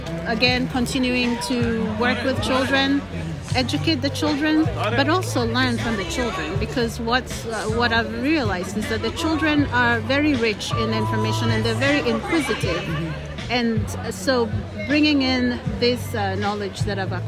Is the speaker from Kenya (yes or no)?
yes; Kenya; I am from Kenya, in East Africa